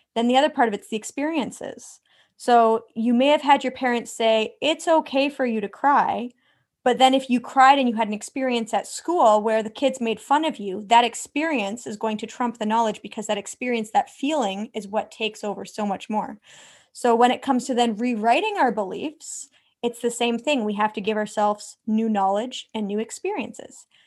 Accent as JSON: {"language": "English", "country": "Canada", "said": "I'm from Canada, so literally the other side of the world"}